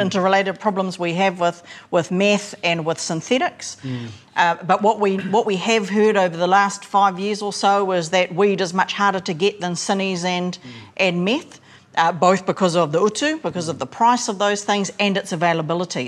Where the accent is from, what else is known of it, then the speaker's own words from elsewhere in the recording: Hokianga, Northland, New Zealand; so I'm from Hokianga and, and from the coast